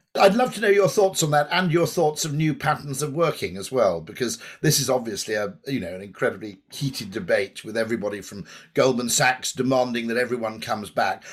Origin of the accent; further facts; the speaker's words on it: United Kingdom; watching as a Brit